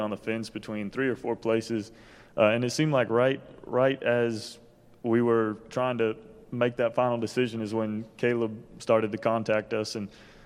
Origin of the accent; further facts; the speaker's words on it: Richmond, Virginia, United States; I'm from Richmond, Virginia